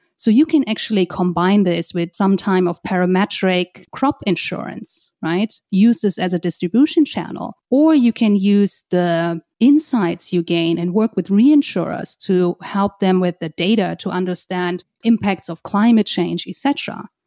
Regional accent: just outside of Frankfurt, Hesse, Germany; moved away as an adult; also born or lived in Hong Kong; now in New York, United States; I'm originally from Germany, just outside of Frankfurt.

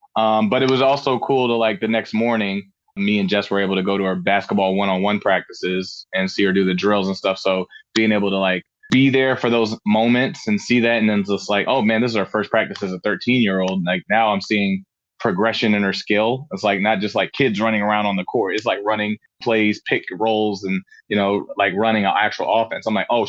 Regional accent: Frankfurt, Hesse, Germany; also born or lived in Tacoma, Washington; So I was born in Tacoma, Washington, and I was only there for about 2 months, I would say. My dad got restationed in Germany. So around 2 months old, I just literally flew from Tacoma, Washington all the way to Germany. And I lived in Frankfurt, Germany, and Hanau, Budigen

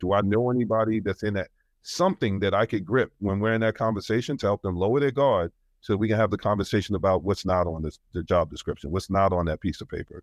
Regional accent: New York, United States; I'm from New York

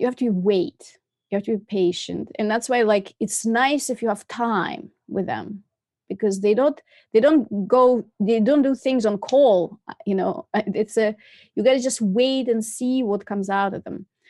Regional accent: Moscow, Russia; moved away as an adult; also born or lived in Massachusetts, United States; I was born in Moscow and I came to America in nineteen ninety-six

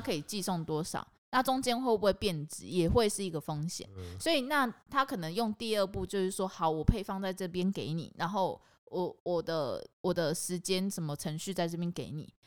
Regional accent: Kaohsiung, Taiwan; 我是高雄人，我是土，生土长高雄人

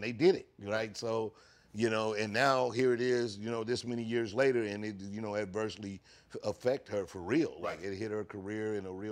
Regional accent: St. Louis, Missouri, United States; growing up in St. Louis

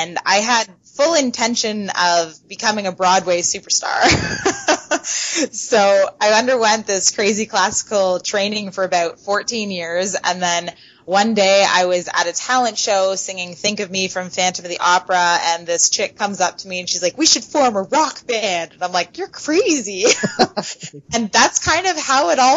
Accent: London, Ontario, Canada; I am from Canada, yes, London, Ontario

